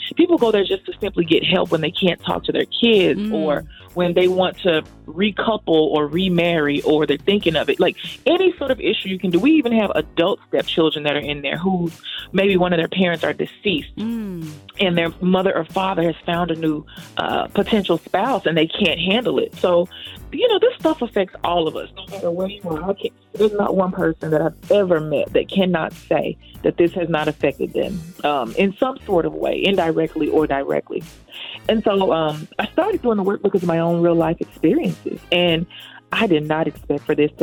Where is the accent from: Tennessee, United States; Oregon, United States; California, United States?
Tennessee, United States; Memphis; moved away as an adult; now in New York, United States; I was born and raised in Memphis, Tennessee